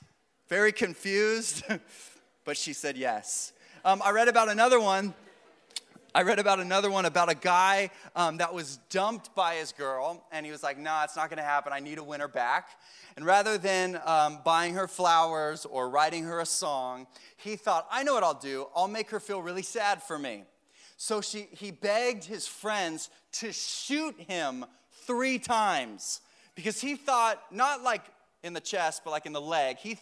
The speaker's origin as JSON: {"language": "English", "town": "Vero Beach", "region": "Florida", "country": "United States", "tie": "born or raised there", "said": "I grew up here in Vero"}